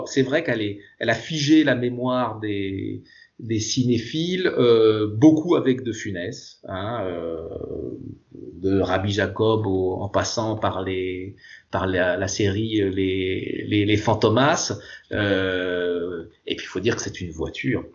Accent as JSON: {"language": "French", "country": "France", "said": "Chez nous en France"}